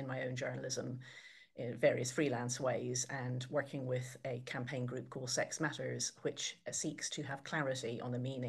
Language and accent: English; Ireland; I sound English by Irish people and Irish by English people, but hopefully some trace of the fact that I'm actually Irish born and bred is still audible in my voice. I'm the eldest of 9 kids in a large Irish Catholic family.